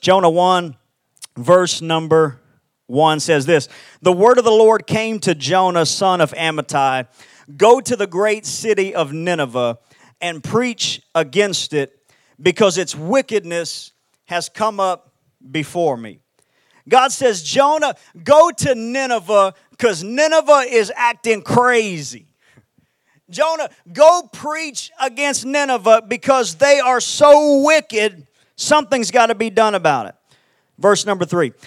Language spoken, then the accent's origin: English; Houston, Texas, United States; I'm from Houston, Texas.